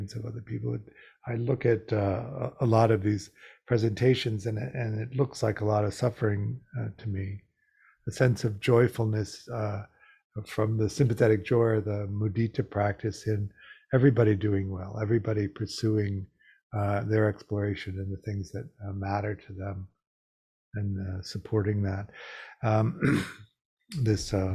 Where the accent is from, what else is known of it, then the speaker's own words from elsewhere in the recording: Midwest, United States; moved away; also born or lived in Chicago / New York / Los Angeles; I grew up gay in the Midwest in the 50s and 60s